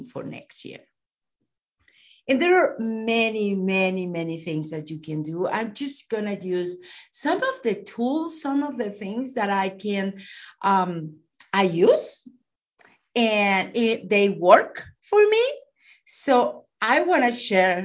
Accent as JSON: {"language": "English", "country": "Mexico", "moved": "yes", "lives_now": "United States", "said": "I live in US, but I am from Mexico."}